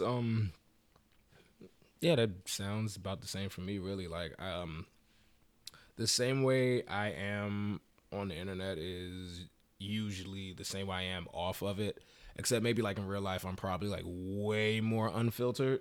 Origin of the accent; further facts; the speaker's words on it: Maryland, United States; I'm from Maryland